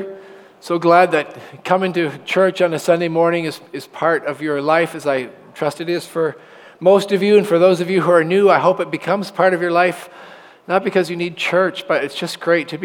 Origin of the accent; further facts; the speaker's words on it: Oshawa, Ontario, Canada; And I was born in Oshawa General Hospital. My parents lived on Taunton Road by a Sinclair Public School, the little one that used to be there. And I went to Emmanuel Christian School for 8 years and graduated in grade 8